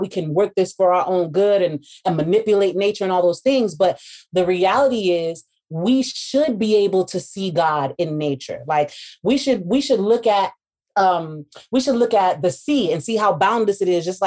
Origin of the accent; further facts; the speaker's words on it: United States; those of us from the States